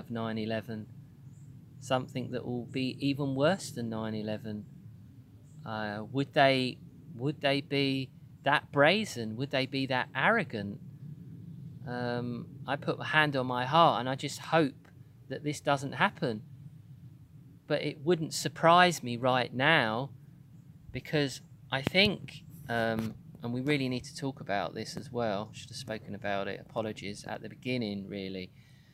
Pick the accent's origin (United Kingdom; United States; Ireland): United Kingdom; as a Brit